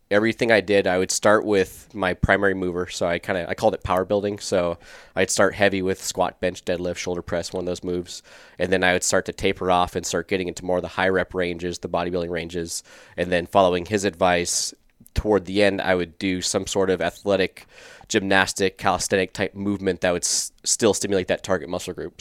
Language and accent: English; Scottsdale, Arizona, United States; also born or lived in California; I was born in California, grew up in South Scottsdale